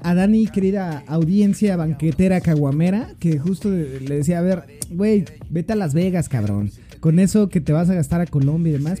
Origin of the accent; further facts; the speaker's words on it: Cuautitlán Izcalli, State of Mexico, Mexico; accent: chilango; now in Mexico City, Mexico; tengo un acento muy chilango. Eh, yo soy del Estado de México, de la hermana República de Cuauhtlán Cali.